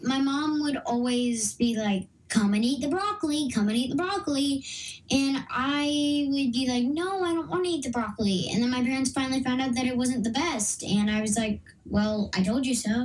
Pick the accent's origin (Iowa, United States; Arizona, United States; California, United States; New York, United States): California, United States; Los Angeles; now in Austin area, Texas, United States; was literally born and raised in yeah. Los Angeles